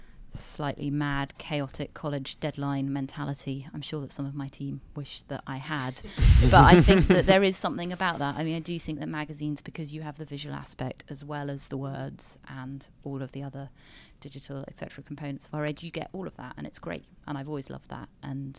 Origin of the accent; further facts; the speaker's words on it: United Kingdom; also born or lived in United States; I am British